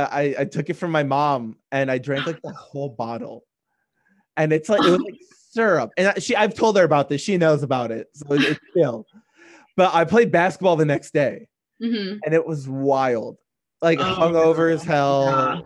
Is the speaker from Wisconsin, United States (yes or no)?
yes; Union Grove area, Wisconsin, United States; we're in the Union Grove area. We're about hour north of the border if you stay west of the eye, but we're like just east, like we're just east of like central.